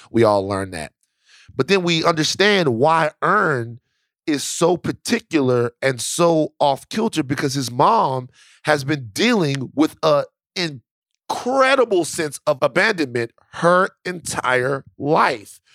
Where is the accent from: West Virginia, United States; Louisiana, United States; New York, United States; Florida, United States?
Louisiana, United States; Baton Rouge; I am from Baton Rouge, Louisiana